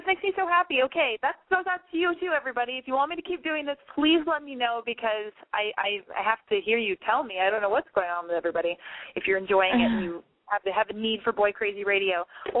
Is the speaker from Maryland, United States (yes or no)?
no; Los Angeles, California, United States; moved away; also born or lived in London / Tokyo / New York; I was born and raised in Los Angeles, but I've lived in London. I've lived in Tokyo. I've lived in New York. And then I moved back to L.A.